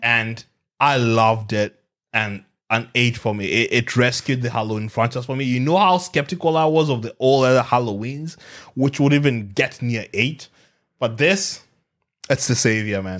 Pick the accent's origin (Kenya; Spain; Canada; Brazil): Kenya; now in Australia; growing up in Africa